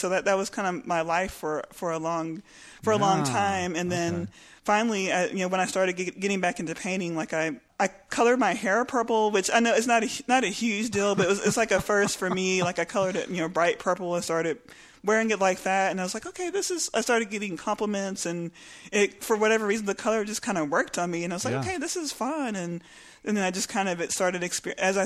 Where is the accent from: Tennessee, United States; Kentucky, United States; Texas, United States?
Texas, United States; Lubbock; moved away as an adult; also born or lived in Austin, Texas / Houston, Texas; I grew up in Lubbock